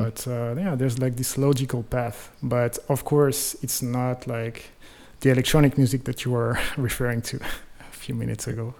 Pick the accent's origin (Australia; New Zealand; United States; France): France; Clermont-Ferrand, Auvergne-Rhône-Alpes; moved away; In France, uh, in a kind of small town in the in the middle of the country. It's called Clermont-Ferrand